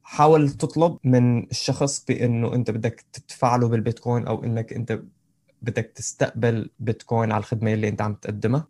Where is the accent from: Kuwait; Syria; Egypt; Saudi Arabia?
Syria; أنا، أنا سوري